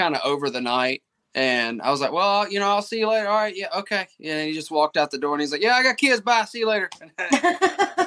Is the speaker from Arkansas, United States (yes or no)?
no; Mississippi, United States; I'm from Mississippi